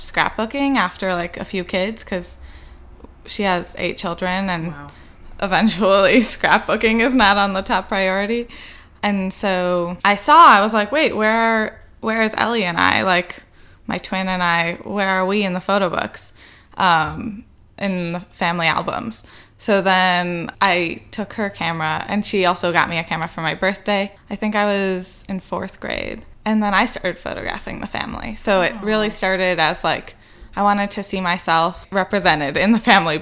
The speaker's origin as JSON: {"language": "English", "town": "Chicago", "region": "Illinois", "country": "United States", "tie": "born or raised there", "moved": "yes", "lives_now": "Providence, United States", "said": "I grew up in the Lubavitch community in Chicago, West Rogers Park"}